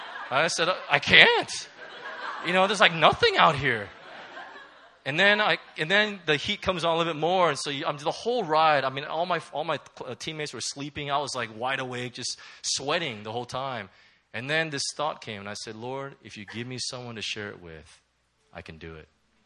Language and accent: English; Hong Kong; Any case, I'm from Hong Kong.